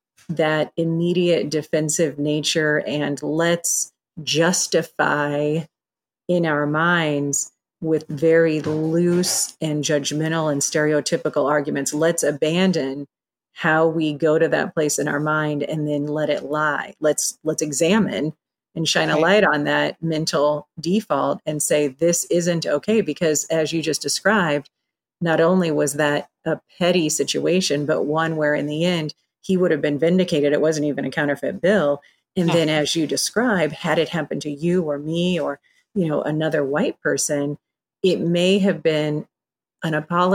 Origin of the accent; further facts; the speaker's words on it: Iowa, United States; I mean, I grew up in Iowa and everybody's white and that's where I live.